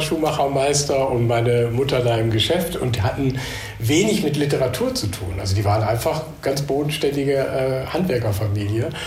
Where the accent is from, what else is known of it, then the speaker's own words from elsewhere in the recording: Münster, North Rhine-Westphalia, Germany; moved away as an adult; now in Düsseldorf, Germany; ich bin äh, Westfale eigentlich, Westfale im Exil sozusagen